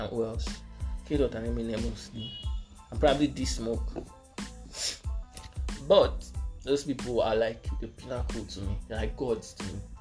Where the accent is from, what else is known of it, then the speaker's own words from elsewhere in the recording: Lagos, Nigeria; also born or lived in Ekiti State; I'm from Ekiti. Grew up in Gidi mostly. Spent most of my time in Gidi.